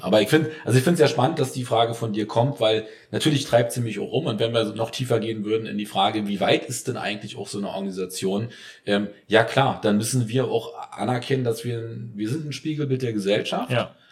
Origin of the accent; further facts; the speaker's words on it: East Germany, Germany; auch wenn ich leider aussehe wie ein Biodeutscher, bin ich ein Ostdeutscher